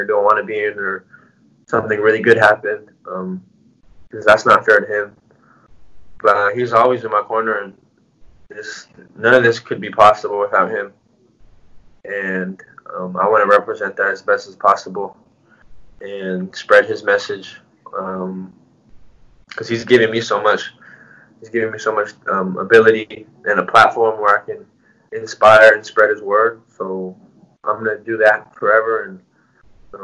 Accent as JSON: {"language": "English", "country": "United States", "tie": "born or raised there", "said": "I'm Mexican American, born in the U.S. Both families are from Mexico."}